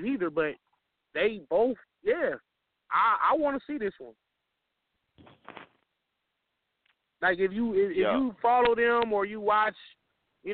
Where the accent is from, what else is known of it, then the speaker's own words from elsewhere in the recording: the West, United States; I'm from the West